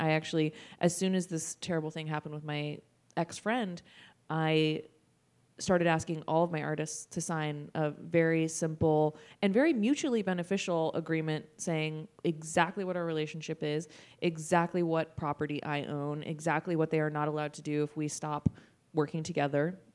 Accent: Sacramento, California, United States; also born or lived in San Francisco; I'm from Sacramento.

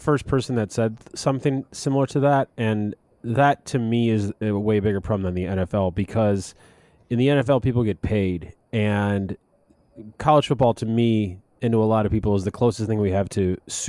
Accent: Chicago, Illinois, United States; I'm from Chicago.

